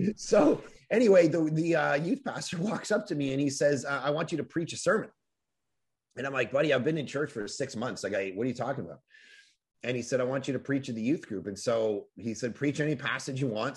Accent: Toronto, Ontario, Canada; middle of the winter, growing up in Toronto, snow, you know, a foot deep

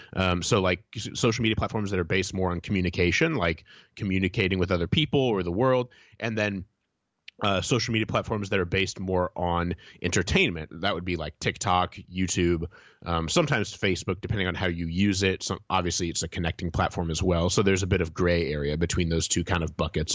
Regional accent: Indiana, United States; moved away; I visited my hometown recently. My wife and I were, uh, going all around Indiana

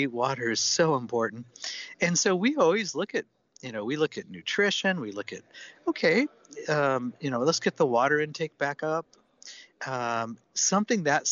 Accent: Seattle, Washington, United States; I'm from Seattle

